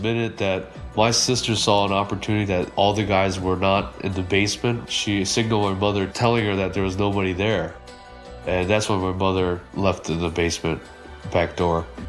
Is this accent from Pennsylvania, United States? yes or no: yes; North Wales, Pennsylvania, United States; Growing up in North Wales is just like any other suburban area